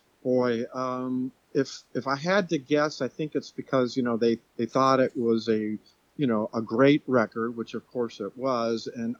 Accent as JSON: {"language": "English", "town": "Los Angeles", "region": "California", "country": "United States", "also_born_or_lived": "Seattle", "moved": "as an adult", "said": "I had recently moved to Seattle from Los Angeles. I'm originally from Los Angeles area."}